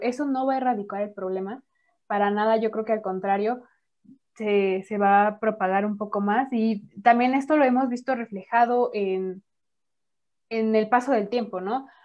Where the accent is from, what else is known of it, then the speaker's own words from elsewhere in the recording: Mexico; vivimos las mujeres mexicanas